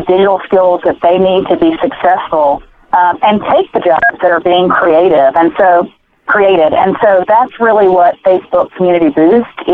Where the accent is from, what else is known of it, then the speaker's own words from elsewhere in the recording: Mississippi, United States; my hometown that I grew up in Mississippi